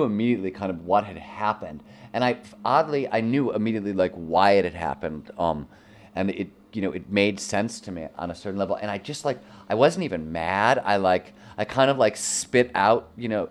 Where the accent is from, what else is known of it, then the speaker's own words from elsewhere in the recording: Midwest, United States; I grew up in the Midwest where the man was the king of his castle